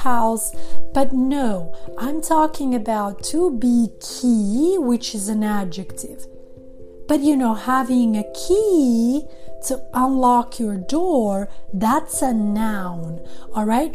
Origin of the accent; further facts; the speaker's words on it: Sweden; first language Serbo-Croatian and Albanian; English is a second language; moved away as an adult; also born or lived in Montenegro; now in Los Angeles, United States; I grew up in Sweden, and I have lived in Los Angeles, California for many, many years